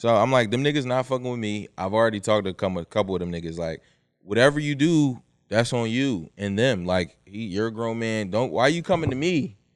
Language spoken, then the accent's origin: English; Philadelphia, Pennsylvania, United States; I'm from Philly